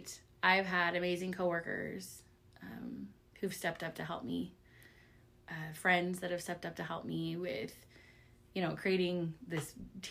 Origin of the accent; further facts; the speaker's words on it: Lee's Summit, Missouri, United States; I grew up here in Lee Summit